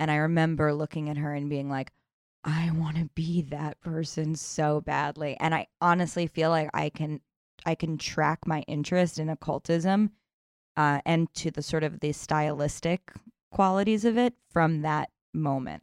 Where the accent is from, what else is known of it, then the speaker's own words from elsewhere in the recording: New York City, New York, United States; I grew up here in New York City